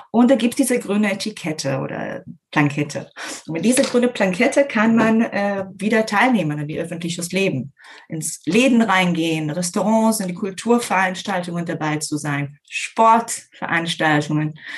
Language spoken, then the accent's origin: German; Herzliya, Tel Aviv District, Israel; now in Germany; Äh, in Herzliya, das ist in der Nähe von Tel Aviv.